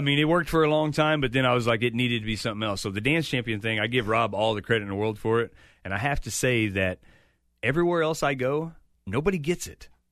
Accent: Chillicothe, Missouri, United States; it's my hometown.

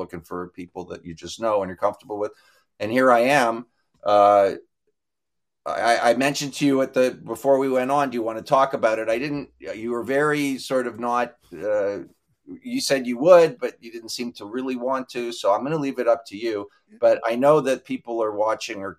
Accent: Toronto, Ontario, Canada; I grew up near Maple Leaf Gardens

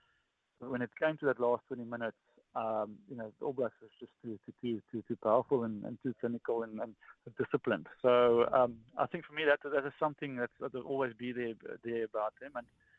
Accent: South Africa; As a South African, when you're born and when you grow up, your dad, when you go to your first scan, he'll ask

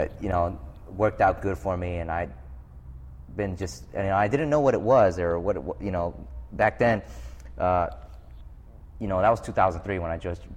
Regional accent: New York City, New York, United States; I grew up in New York City in the South Bronx. It's probably, pretty rough area as far as New York City goes.

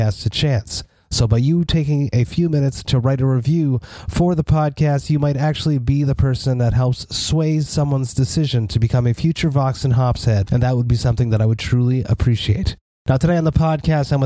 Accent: Montreal, Quebec, Canada; born or raised there

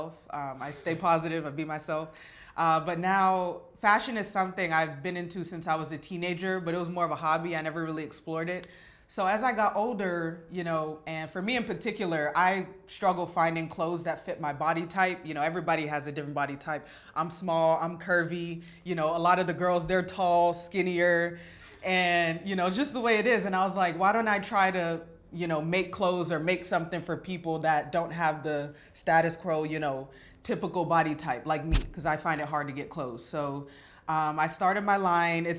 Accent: North Miami, Florida, United States; I'm also born and raised in Miami, and we just have that like car culture in us. I'm from North Miami

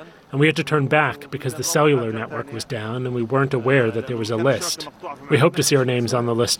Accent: United States; now in Gaza, Palestine; I'm an American living in Gaza.

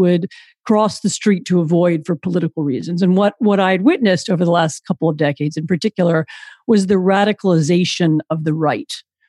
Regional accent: Washington, District of Columbia, United States; moved away as an adult; also born or lived in Poland; I'm American. I grew up in Washington, D.C. But after I graduated from college, I moved to Europe first to study

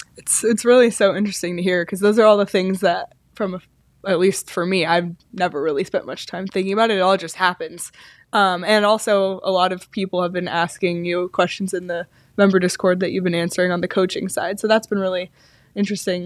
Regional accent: Toronto, Ontario, Canada; moved away; I grew up in Toronto

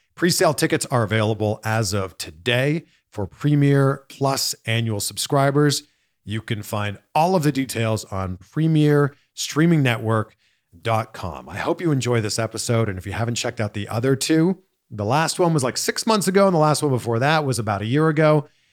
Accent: Toronto, Ontario, Canada; now in Los Angeles, United States; moved here from somewhere else, like myself, you know, I'm originally from Toronto

